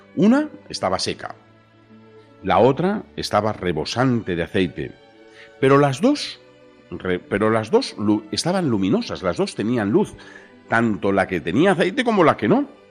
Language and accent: Spanish; Spain; nosotros somos de España